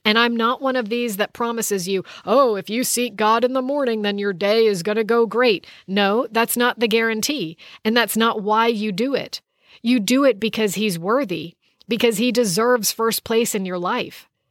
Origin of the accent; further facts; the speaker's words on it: United States; I'm from the United States of America